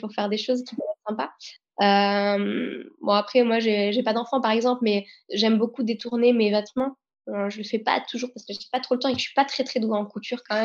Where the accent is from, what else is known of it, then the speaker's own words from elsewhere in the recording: France; nous, on est français